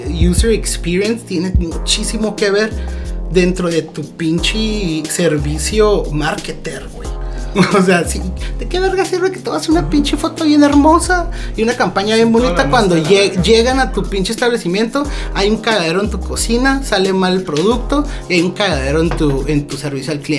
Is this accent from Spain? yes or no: no; Mexico; O sea, como mexicana